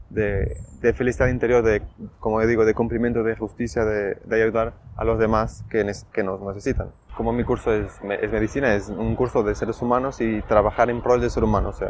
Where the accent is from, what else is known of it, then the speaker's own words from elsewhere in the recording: Portugal; soy de Portugal y estudio medicina en el cuarto curso